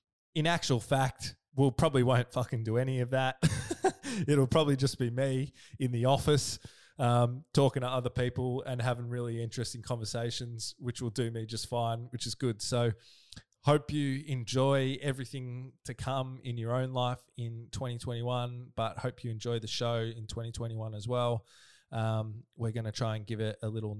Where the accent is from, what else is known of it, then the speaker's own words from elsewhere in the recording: Melbourne, Victoria, Australia; I'm from Melbourne